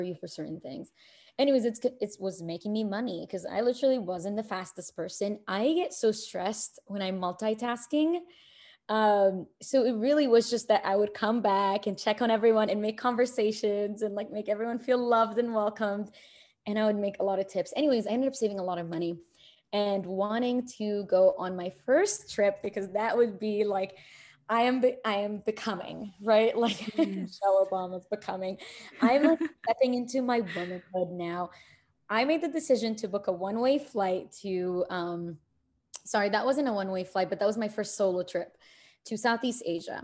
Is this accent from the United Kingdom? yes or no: no; Kuwait; also born or lived in Egypt / New York City, United States; now in United States; I'm born in Egypt. I was raised in Kuwait